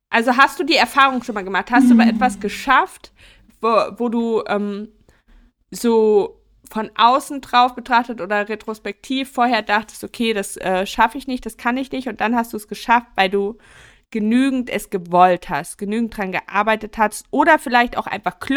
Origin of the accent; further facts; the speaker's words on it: Mecklenburg-Vorpommern, Germany; Bei uns in Mecklenburg